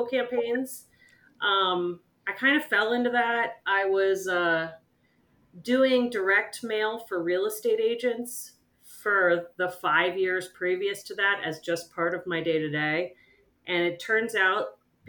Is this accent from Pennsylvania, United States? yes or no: yes; Camp Hill, Pennsylvania, United States; moved away as an adult; also born or lived in Rochester, New York / California / New York City; I grew up outside of Harrisburg, PA, which is where I actually live now, in a little town called Camp Hill.